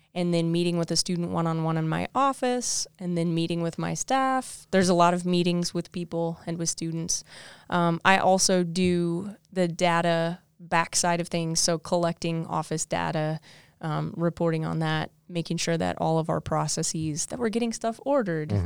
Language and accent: English; Southwest Missouri, United States; because I'm from South Missouri, uh, Southwest Missouri. So um, I wanted to get far away from home